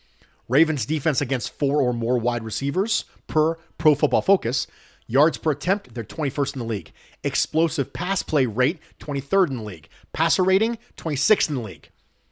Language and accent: English; Dominican Republic; born and raised in the Dominican Republic.